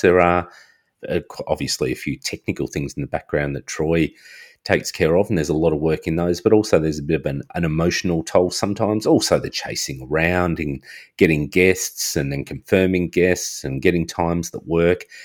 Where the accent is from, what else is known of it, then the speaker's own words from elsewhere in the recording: Australia; I'm Australian.